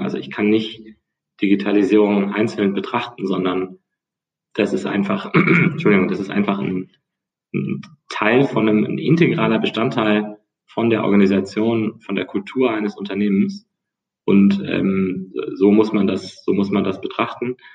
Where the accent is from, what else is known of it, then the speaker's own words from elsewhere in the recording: near Bonn, North Rhine-Westphalia, Germany; moved away as an adult; also born or lived in United States; now in Hamburg, Germany; komme aus der Nähe von Bonn, meine Schule, also Schule, ja, früher damals Gymnasium, ähm, ist auf einer Insel